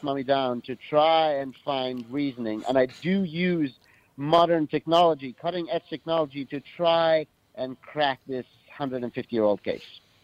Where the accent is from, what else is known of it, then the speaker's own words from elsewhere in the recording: Cairo, Cairo Governorate, Egypt; I grew up in Cairo, Egypt